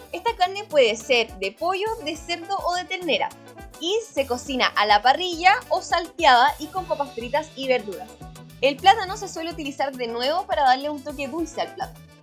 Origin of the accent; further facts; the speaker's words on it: Chile; nosotros que somos chilenos